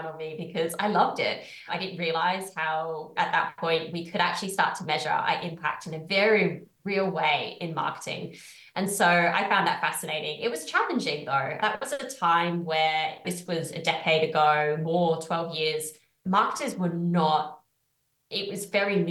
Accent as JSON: {"language": "English", "country": "United Kingdom", "also_born_or_lived": "Australia", "moved": "as an adult", "said": "I'm from the UK. Sometimes my accent confuses people"}